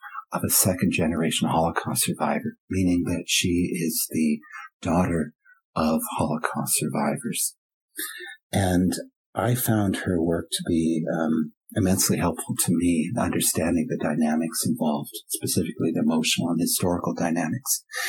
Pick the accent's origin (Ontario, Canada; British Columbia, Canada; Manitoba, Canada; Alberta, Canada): British Columbia, Canada; Vancouver; third generation Germans like myself, growing up in Vancouver